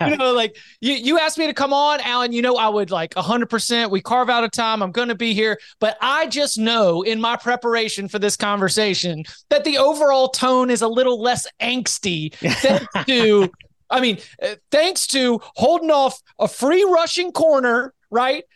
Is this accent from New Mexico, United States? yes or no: no; Raleigh, North Carolina, United States; I grew up in Raleigh, like, I'm North Carolina guy, still live in Raleigh